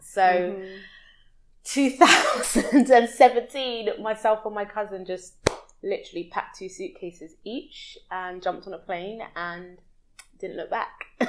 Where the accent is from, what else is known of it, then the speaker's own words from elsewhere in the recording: London, United Kingdom; moved away as an adult; now in Dubai, United Arab Emirates; I'm from West London in the UK, and uh, born and raised, lived there my whole life